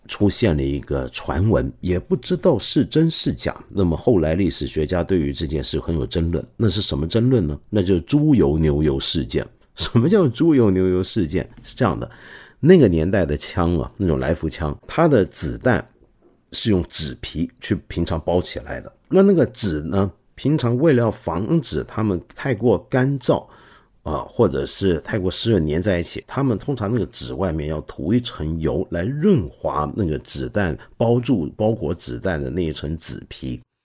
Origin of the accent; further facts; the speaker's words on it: China; 我们中国人